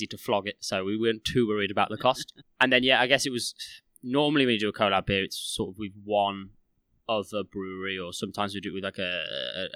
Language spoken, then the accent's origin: English; Midlands, United Kingdom; growing up in the Midlands, at least I think the majority of us grew up in the Midlands